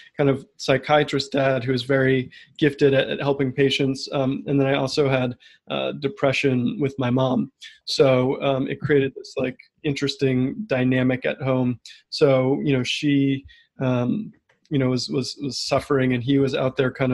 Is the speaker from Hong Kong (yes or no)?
no; Bethesda, Maryland, United States; I grew up in the suburbs of DC, Bethesda, Maryland